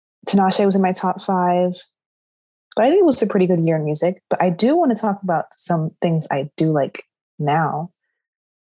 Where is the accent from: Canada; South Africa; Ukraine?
Canada; I'm Canadian